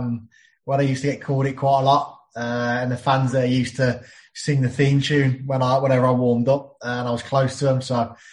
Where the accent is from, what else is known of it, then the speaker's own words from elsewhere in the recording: Birmingham, West Midlands, United Kingdom; Yes, I'm from Yardley, Birmingham, or Sheldon, Birmingham, where it's just 5-10 minutes from the airport going in towards Birmingham city centre, Birmingham city territory, more than anything. So I grew up there, obviously went to school. Our school is Cockshott Hill School.